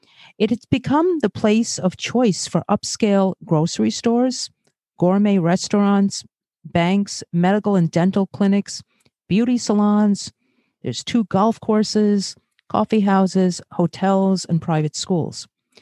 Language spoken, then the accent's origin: English; New York City, New York, United States; born or raised there; also born or lived in Brazil